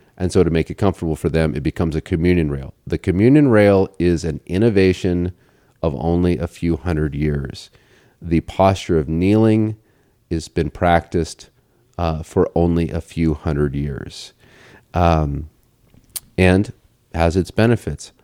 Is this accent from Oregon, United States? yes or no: yes; Portland, Oregon, United States; I grew up in Portland